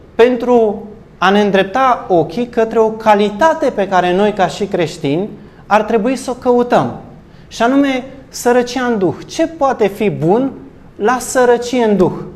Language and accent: Romanian; Romania; Noi ca și români